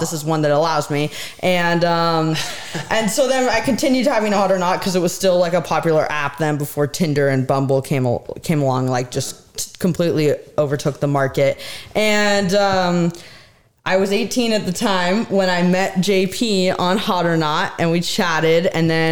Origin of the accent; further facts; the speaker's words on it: Washington, United States; also born or lived in Montana; when I came home from Montana in Washington